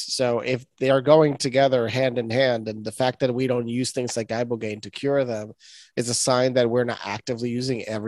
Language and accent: English; Puerto Rico; now in New York, United States; I'm originally from Puerto Rico, now living in New York for now